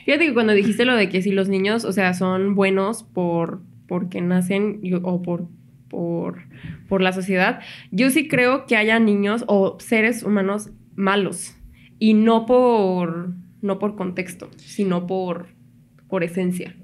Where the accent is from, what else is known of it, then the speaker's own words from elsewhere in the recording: Mexico; Todos los mexicanos ahí empezamos